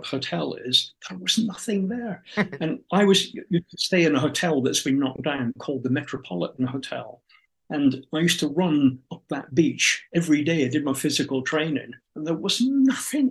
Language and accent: English; United Kingdom; We're British